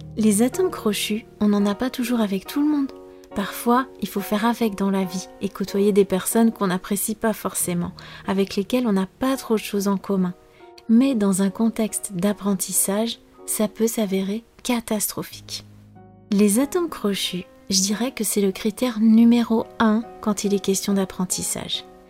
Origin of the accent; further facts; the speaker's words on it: France; je suis française